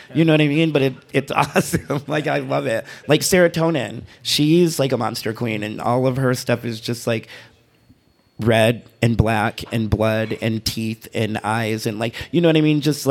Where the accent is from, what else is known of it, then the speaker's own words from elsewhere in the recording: Michigan, United States; now in Reno, United States; I'm from Michigan